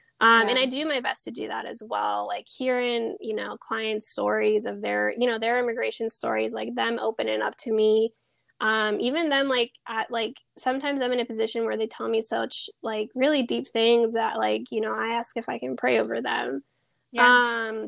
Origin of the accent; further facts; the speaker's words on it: Peru; where are you from? It's like, oh, I'm from Peru.